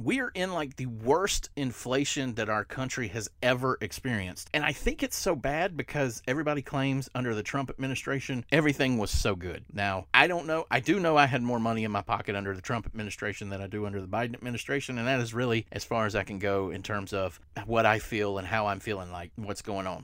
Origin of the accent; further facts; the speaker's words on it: the South, United States; I'm from the South